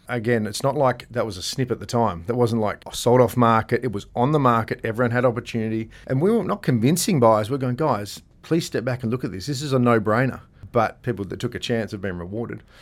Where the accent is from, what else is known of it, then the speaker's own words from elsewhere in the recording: Gosnells, Western Australia, Australia; I grew up in Gosnells